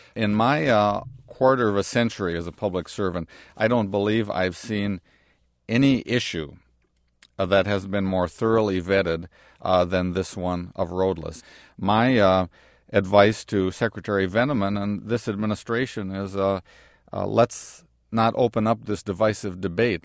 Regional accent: Wisconsin, United States; my home state, of uh, Wisconsin

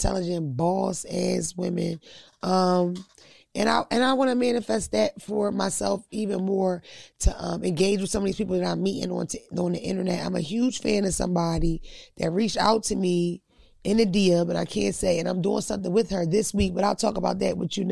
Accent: Philadelphia, Pennsylvania, United States; I'm from North Philly.

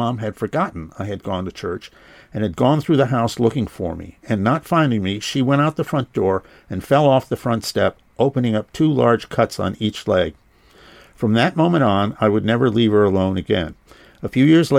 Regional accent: Massachusetts, United States; moved away as an adult; also born or lived in Washington; I was growing up in Massachusetts

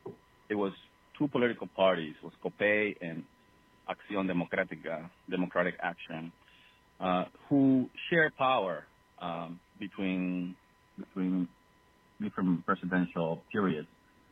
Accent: Venezuela; now in Greenfield, Massachusetts, United States; I was born in Venezuela. I'm also an American citizen. I'm a Venezuelan American

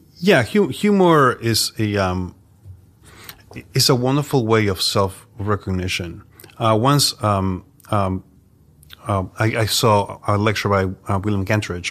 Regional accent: Mexico City, Mexico; now in New York, United States; So I am from Mexico City, um, born and raised there

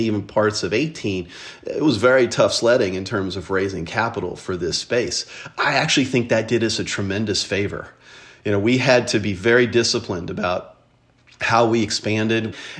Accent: Owensboro, Kentucky, United States; I was born and raised in Owensboro, Kentucky. It's a town on the Ohio River of 50,000.

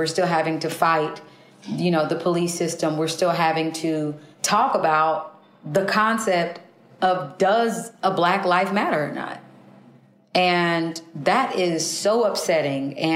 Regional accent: Kansas City, Kansas, United States; I was born in Kansas City, Kansas, in a county called Wyandotte County

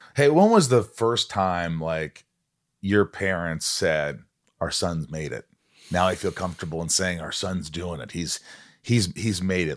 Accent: Indiana, United States; born or raised there; also born or lived in New York

